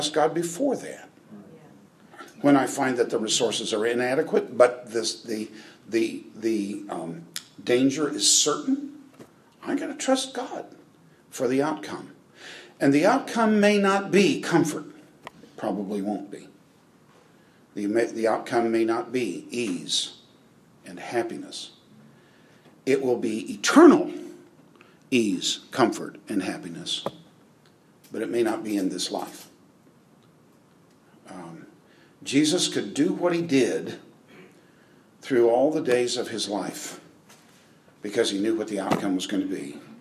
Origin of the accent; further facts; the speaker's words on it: United States; I'm an American